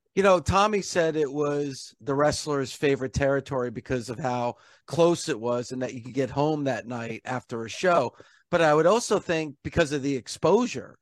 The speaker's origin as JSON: {"language": "English", "region": "New Jersey", "country": "United States", "tie": "born or raised there", "said": "I grew up in New Jersey."}